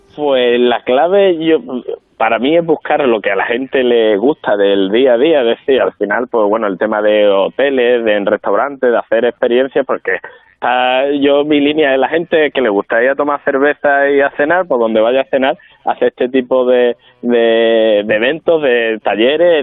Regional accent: La Palma del Condado, Andalusia, Spain; born or raised there

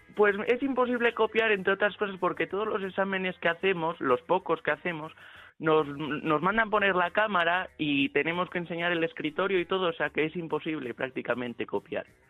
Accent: León, Castile and León, Spain; yo soy de León y mi madre es de Gijón

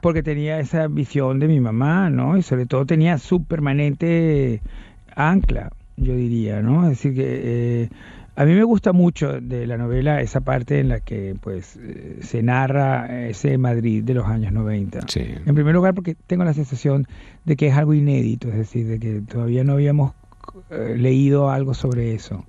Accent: Venezuela

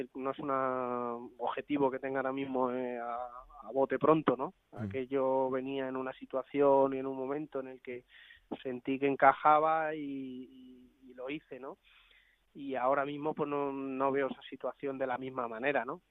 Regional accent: Madrid, Community of Madrid, Spain; Soy de Madrid

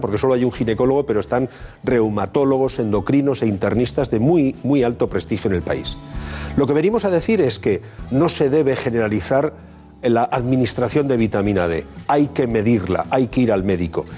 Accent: Bilbao, Basque Country, Spain; los de Bilbao tenemos una, una, característica

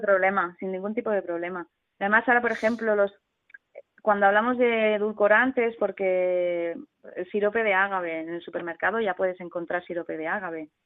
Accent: Sant Cugat del Vallès, Catalonia, Spain; soy de San Cugat

